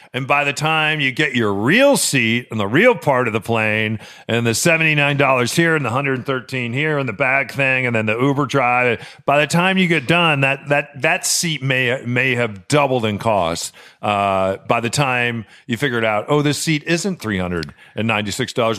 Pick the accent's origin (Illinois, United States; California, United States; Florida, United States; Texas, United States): Illinois, United States; Chicago; I was born in Chicago